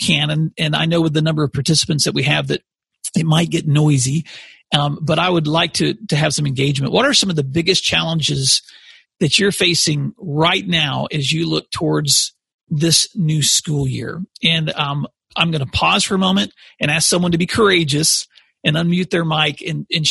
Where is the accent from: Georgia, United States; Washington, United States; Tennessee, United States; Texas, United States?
Tennessee, United States; Paris; moved away as an adult; also born or lived in Tulsa, Oklahoma; now in Oklahoma, United States; I grew up in West Tennessee. My mom and dad still live there today in a small town called Paris, which is between Memphis and Nashville.